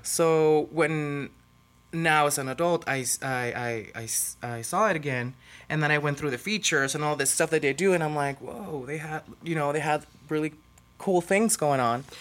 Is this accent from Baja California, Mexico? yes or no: yes; Tijuana, Baja California, Mexico; I was born and raised in Tijuana, so I'm full-on Mexican.